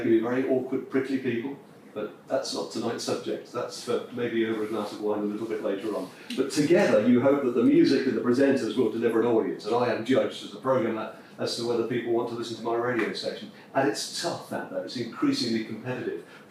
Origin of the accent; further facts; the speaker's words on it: Nottingham, East Midlands, United Kingdom; I come from Nottingham